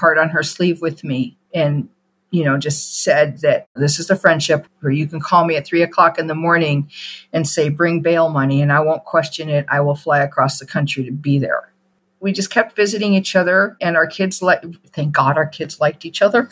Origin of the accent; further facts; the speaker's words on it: outside of Chicago, Illinois, United States; We grew up outside of Chicago